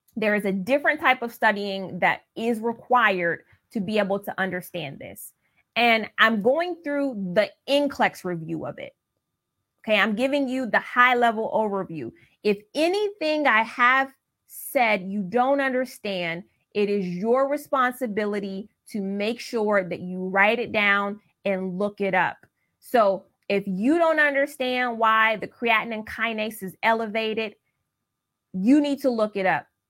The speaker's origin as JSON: {"language": "English", "region": "Ohio", "country": "United States", "said": "I'm from Ohio in the Midwest"}